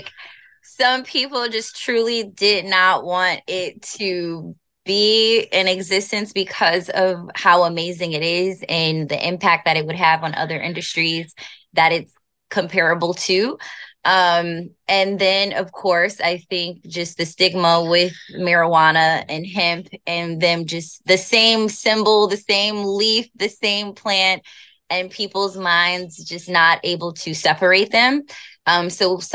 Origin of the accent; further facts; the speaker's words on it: United States; I'm African American